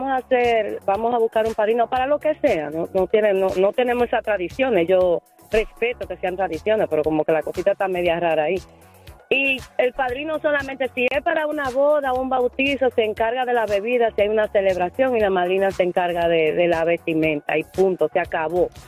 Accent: Honduras; bueno, yo soy de Honduras

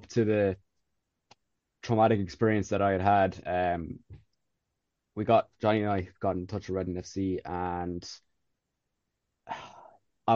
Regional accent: County Tipperary, Munster, Ireland; also born or lived in England; as an Irish person, like I'm from County Tipperary

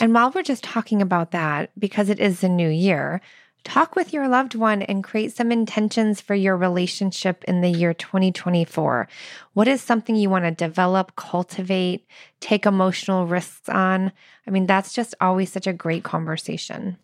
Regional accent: Midwest, United States; I'm so from the Midwest.

